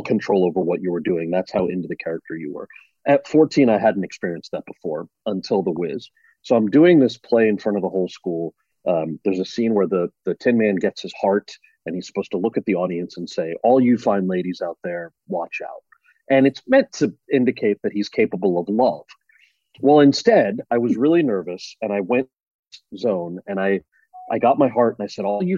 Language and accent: English; central New Jersey, United States; The town that I grew up in New Jersey